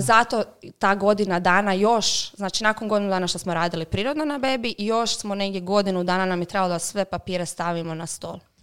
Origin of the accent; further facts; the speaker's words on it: Croatia; kod nas u Hrvatskoj